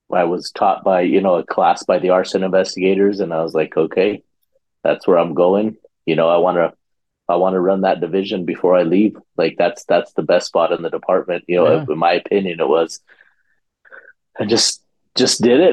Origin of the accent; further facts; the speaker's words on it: New Mexico, United States; We're both from New Mexico